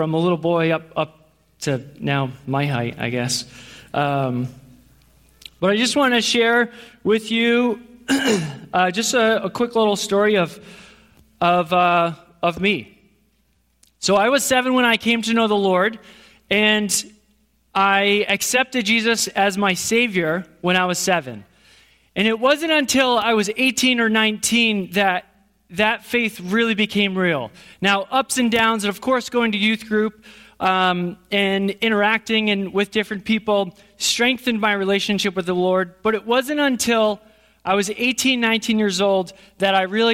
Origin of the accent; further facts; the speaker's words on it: Burnt Hills, New York, United States; also born or lived in Schenectady; I grew up in Burnt Hills here.